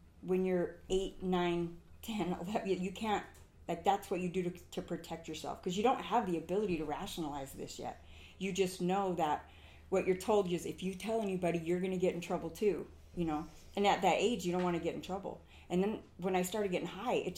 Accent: Huntington Beach, California, United States; moved away as an adult; now in Utah, United States; I grew up in Southern California, but I grew up in Huntington Beach

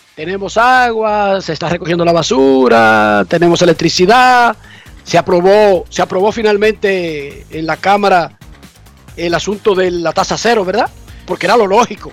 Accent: Dominican Republic; Somos nosotros los dominicanos

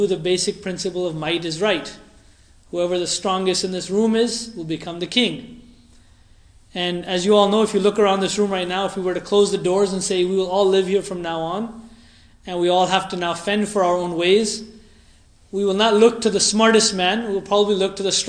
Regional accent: United States; We are Americans, we are American Muslims, we're American Ahmadi Muslims

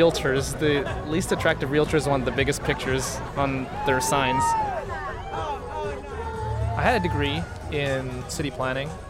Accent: San Jose, California, United States; We're from East San Jose.

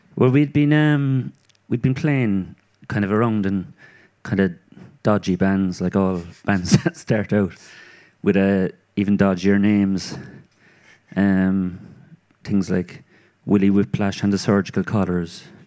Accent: Cork, Munster, Ireland; born or raised there

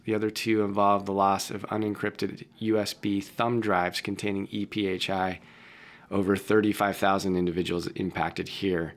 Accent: Boston, Massachusetts, United States; I was born in Boston, mm. Beth Israel Hospital in Boston

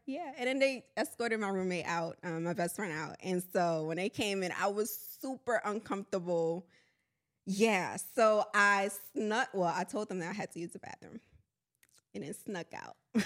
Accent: New Orleans, Louisiana, United States; also born or lived in Honduras; now in Houston, United States; I'm from New Orleans, Louisiana

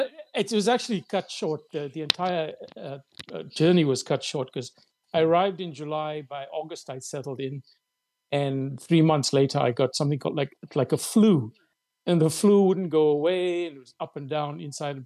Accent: South Africa; also born or lived in Cape Town; I'm a South African columnist and a writer, an occasional academic. Um, I'm from the Malay community in South Africa and based in Cape Town

